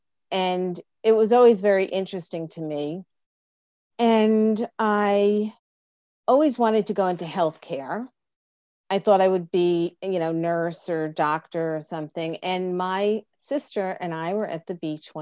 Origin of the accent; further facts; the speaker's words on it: Freehold, New Jersey, United States; also born or lived in Plainfield; I really grew up in Freehold because we moved